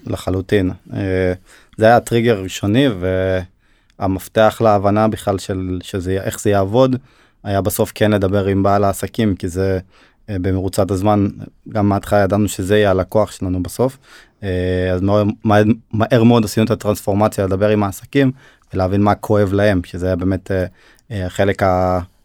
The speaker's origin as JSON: {"language": "Hebrew", "town": "Hod HaSharon", "region": "Central District", "country": "Israel", "tie": "born or raised there", "also_born_or_lived": "Turkey"}